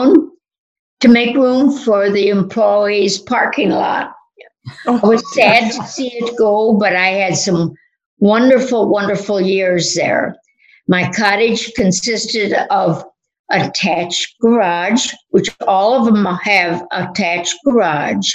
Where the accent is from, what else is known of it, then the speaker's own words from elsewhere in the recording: Berwyn, Illinois, United States; moved away as an adult; also born or lived in South Shore, Chicago / Wayne, Illinois; I was born and raised in Berwyn